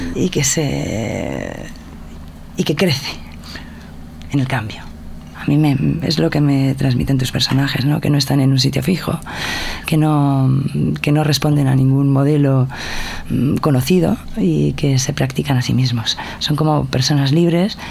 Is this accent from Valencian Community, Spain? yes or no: yes; Valencian Community, Spain; una vez hecha toda la promoción de mi tierra